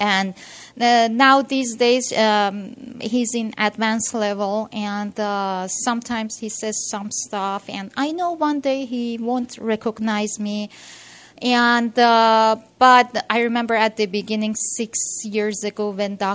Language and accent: English; Iran; now in United States; originally I'm from Iran.